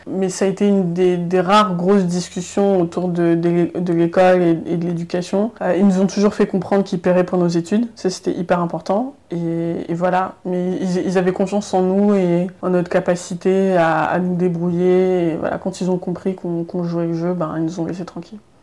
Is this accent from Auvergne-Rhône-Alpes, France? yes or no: no; Noisy-le-Grand, Île-de-France, France; born or raised there; also born or lived in Paris